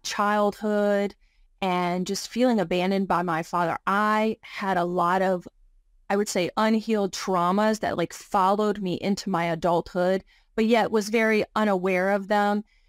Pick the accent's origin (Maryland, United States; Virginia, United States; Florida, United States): Virginia, United States; I'm originally from Virginia. I grew up just a poor rural upbringing with a single mom.